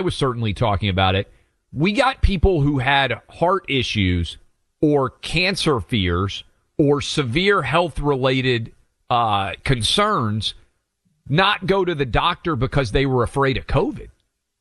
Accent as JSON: {"language": "English", "region": "Tennessee", "country": "United States", "tie": "born or raised there", "said": "the state of Tennessee, my home state, in Chattanooga, my mom's hometown"}